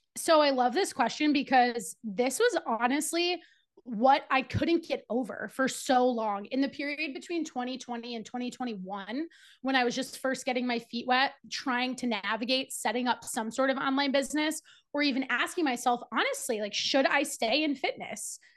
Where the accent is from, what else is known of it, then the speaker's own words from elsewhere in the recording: New Jersey, United States; also born or lived in Charlotte; I moved from Charlotte back to New Jersey, where I'm from and currently live